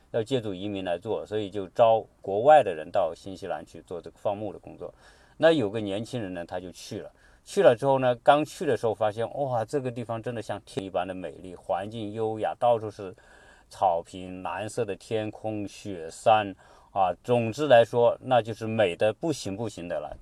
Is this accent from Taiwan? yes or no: no; China